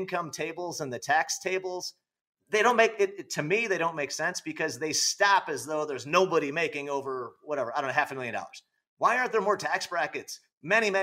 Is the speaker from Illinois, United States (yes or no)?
yes; Illinois, United States; I'm from Illinois